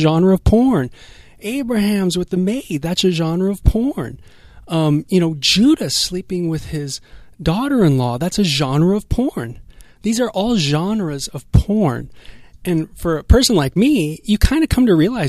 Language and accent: English; Los Angeles, California, United States; I'm from North Hollywood